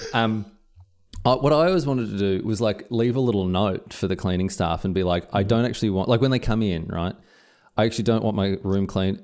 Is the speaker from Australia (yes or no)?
yes; Victoria, Australia; moved away as an adult; also born or lived in Scotland; now in Queensland, Australia; I'm uprooting my life from my homestead of Victoria, moved to Queensland